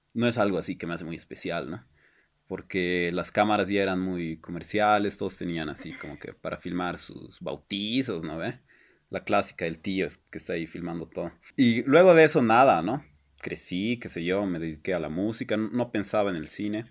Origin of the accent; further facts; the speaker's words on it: La Paz, Bolivia; also born or lived in Buenos Aires; qué clasistas somos los bolivianos